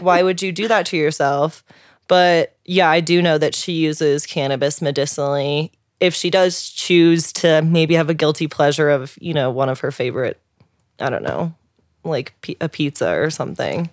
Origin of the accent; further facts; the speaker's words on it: St. Louis, Missouri, United States; I'm from Saint Louis, Missouri